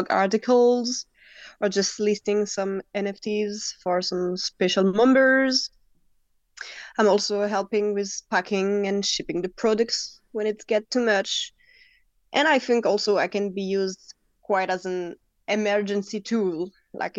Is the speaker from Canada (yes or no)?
no; France; English is a second language; I'm from France. So definitely not my normal language